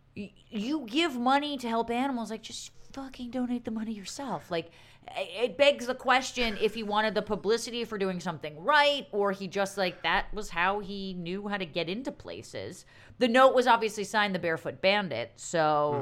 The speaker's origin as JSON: {"language": "English", "region": "New Jersey", "country": "United States", "tie": "born or raised there", "said": "my hometown in New Jersey"}